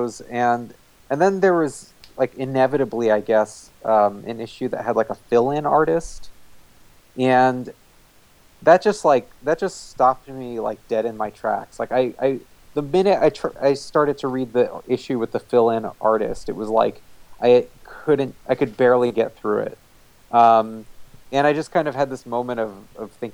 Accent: New Jersey, United States; where I grew up in New Jersey

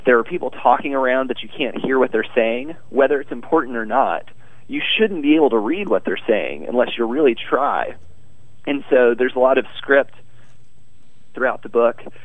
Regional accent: Arkansas, United States; moved away as an adult; Arkansas, my home state

